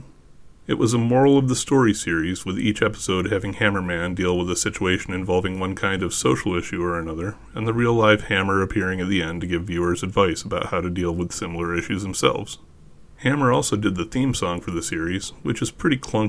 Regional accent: United States; I'm American.

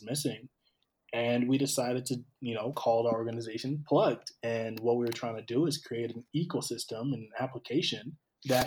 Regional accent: St. Paul, Minnesota, United States; also born or lived in Cameroon; I'm originally from Cameroon, but I grew up in the Twin Cities on the east side of St. Paul.

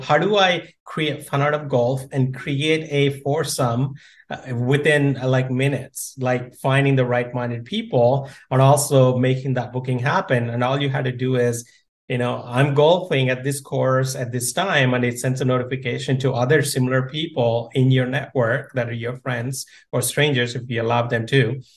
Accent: India; moved away; I grew up in India

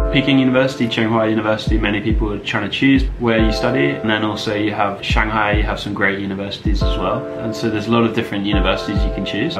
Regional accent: England, United Kingdom; also born or lived in Beijing; I'm from England

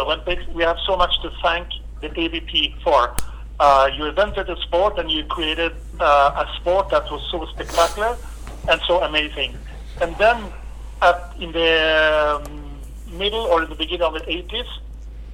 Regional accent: Norway; I'm from Norway

